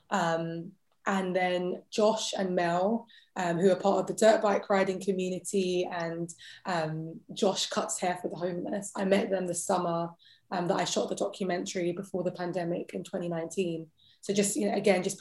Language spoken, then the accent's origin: English; London, United Kingdom; accent: British; I was born and raised in London.